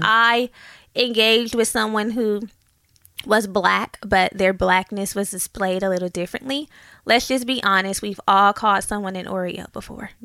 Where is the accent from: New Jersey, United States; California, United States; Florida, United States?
California, United States; Oakland; moved away; I grew up in Oakland and we moved